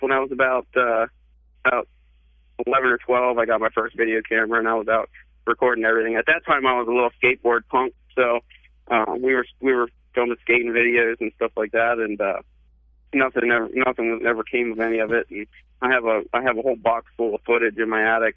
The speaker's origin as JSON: {"language": "English", "region": "Pennsylvania", "country": "United States", "moved": "yes", "said": "I'm from Pennsylvania originally, so we call him pap"}